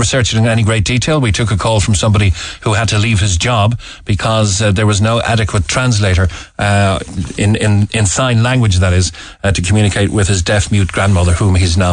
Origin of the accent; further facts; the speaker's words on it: Cork, Munster, Ireland; we are from Cork